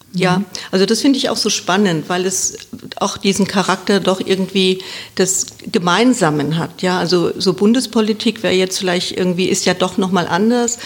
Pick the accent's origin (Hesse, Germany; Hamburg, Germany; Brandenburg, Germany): Hesse, Germany; Wiesbaden; ich bin gebürtige Wiesbadenerin